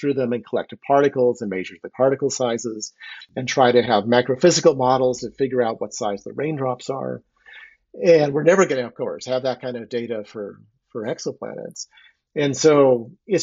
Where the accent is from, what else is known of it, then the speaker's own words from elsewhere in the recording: Phoenix, Arizona, United States; moved away; I was originally from Arizona, and I grew up in Phoenix.